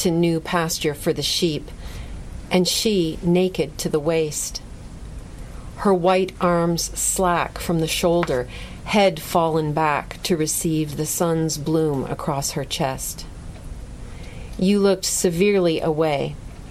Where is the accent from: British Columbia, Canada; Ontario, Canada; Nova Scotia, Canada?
Ontario, Canada; Lucan; I grew up in Lucan, Ontario, which is in southwestern Ontario, a little village.